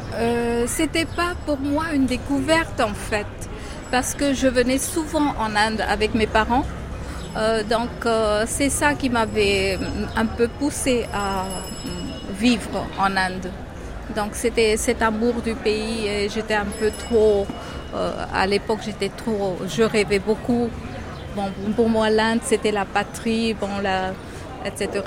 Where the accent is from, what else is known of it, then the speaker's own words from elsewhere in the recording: Madagascar; now in Mumbai, India; je suis de Madagascar